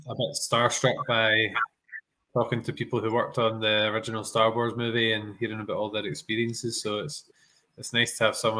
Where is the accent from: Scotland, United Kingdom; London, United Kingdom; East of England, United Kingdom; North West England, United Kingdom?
Scotland, United Kingdom; we're two Scottish pals